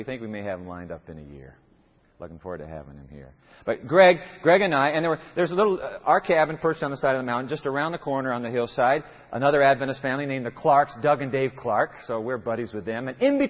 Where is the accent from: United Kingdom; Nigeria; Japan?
Japan; You know, I was born in Japan, grew up there in the land of the rising sun.